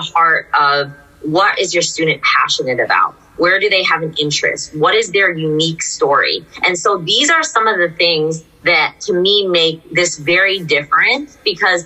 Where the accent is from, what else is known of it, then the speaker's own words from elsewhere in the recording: Cupertino, California, United States; I come from an Indian American family as well. I grew up in Cupertino